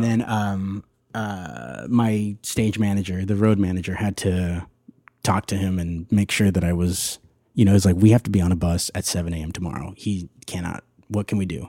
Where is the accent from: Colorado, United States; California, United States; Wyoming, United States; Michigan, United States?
California, United States; Whittier; right here in Whittier